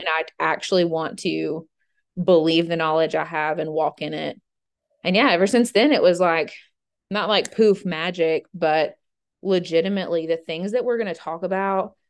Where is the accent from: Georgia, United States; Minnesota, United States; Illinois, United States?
Georgia, United States; now in Middle Tennessee, United States; I grew up in Georgia and went to the University of Georgia